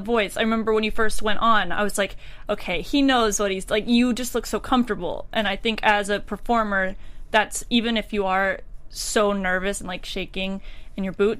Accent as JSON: {"language": "English", "region": "the South", "country": "United States", "said": "Us Southerners"}